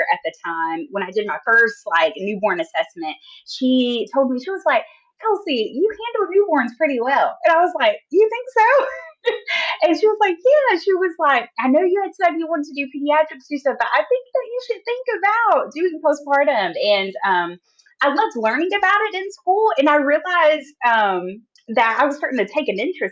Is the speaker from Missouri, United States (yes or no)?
no; Jackson, Tennessee, United States; I was born in Tennessee, Jackson, Tennessee, which is like a small town